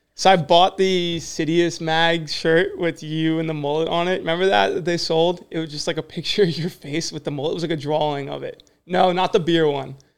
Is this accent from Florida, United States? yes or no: no; New Jersey, United States; I'm from Jersey